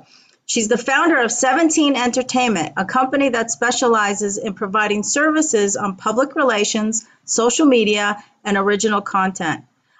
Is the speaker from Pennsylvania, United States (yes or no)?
no; New York, United States; I grew up in New York.